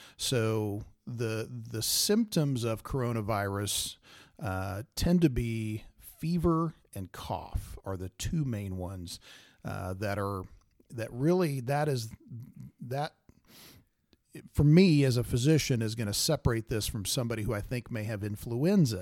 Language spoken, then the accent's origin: English; Salina, Kansas, United States; I grew up in Salina, uh, southeast of Saline Grad